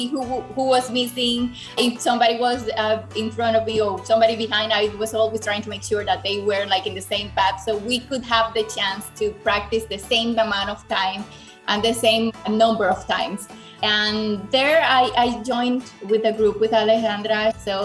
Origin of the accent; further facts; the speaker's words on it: Dominican Republic; I am from the Dominican Republic.